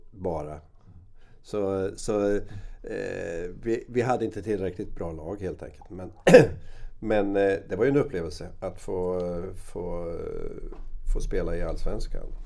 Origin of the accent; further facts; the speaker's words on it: Rimforsa, Östergötland, Sweden; Varför ska jag spela i ett B-lag när jag kan spela hemma i Rimforsa?